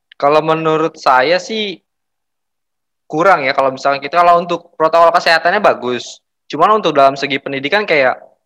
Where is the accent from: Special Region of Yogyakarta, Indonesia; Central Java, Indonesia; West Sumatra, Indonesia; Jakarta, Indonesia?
Jakarta, Indonesia; Saya berasal dari Jakarta